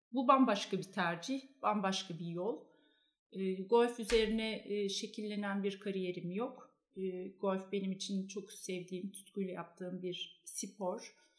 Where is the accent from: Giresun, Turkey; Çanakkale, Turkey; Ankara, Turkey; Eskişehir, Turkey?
Ankara, Turkey; moved away as an adult; now in Istanbul, Turkey; ben Ankaralıyım